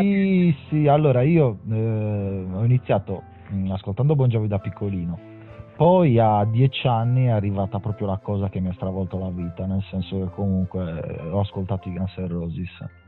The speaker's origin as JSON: {"language": "Italian", "region": "Sardinia", "country": "Italy", "also_born_or_lived": "Milan", "said": "te lo dico da sardo"}